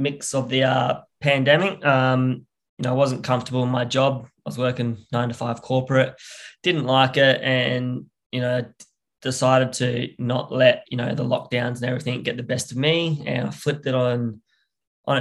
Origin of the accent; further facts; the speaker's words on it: South Australia, Australia; down here in South Australia, where my language groups are